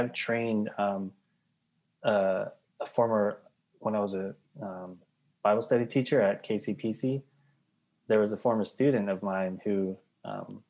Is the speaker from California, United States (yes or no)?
no; New York, United States; I grew up in New York, went to Binghamton University